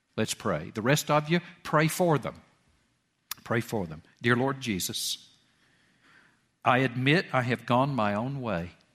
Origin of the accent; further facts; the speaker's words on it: Georgia, United States; went to West Georgia College out in Carrollton and I, and there in my hometown